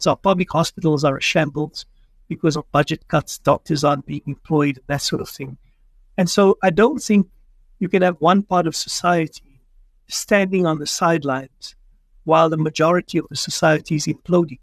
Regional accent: South Africa; as a South African

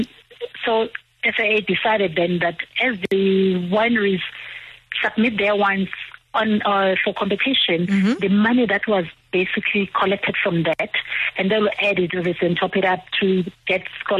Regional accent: KwaZulu-Natal, South Africa; moved away as an adult; also born or lived in Stellenbosch; I'm from KwaZulu-Natal

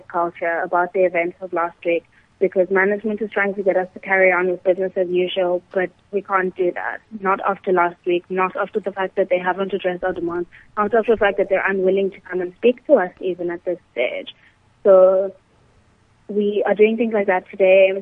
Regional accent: South Africa; we do need to deal with as a South African society

